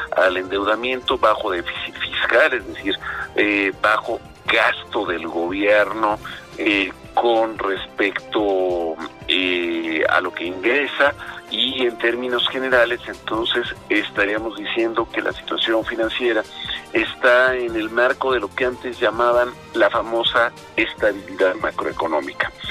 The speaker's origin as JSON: {"language": "Spanish", "country": "Mexico"}